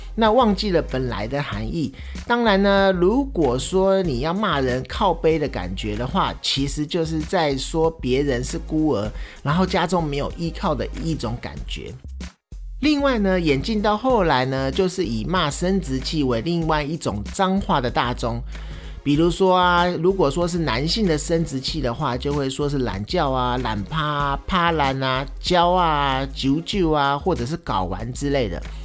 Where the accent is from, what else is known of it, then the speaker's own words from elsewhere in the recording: Taiwan; 我们在台湾说的干